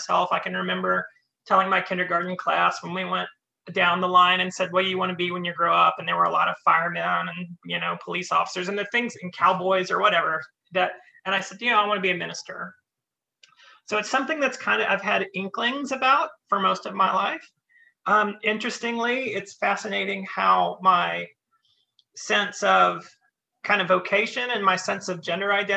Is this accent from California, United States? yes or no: no; Western North Carolina, United States; moved away as an adult; also born or lived in Richmond, Virginia; now in Canada; I was born in Western North Carolina, partway up into the mountains. I grew up there, going to church there.